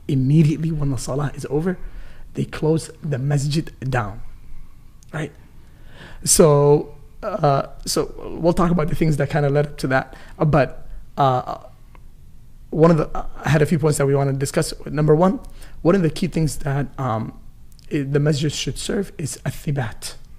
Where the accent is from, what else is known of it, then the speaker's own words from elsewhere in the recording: Rochester, United States; I grew up in Rochester, you know, a small city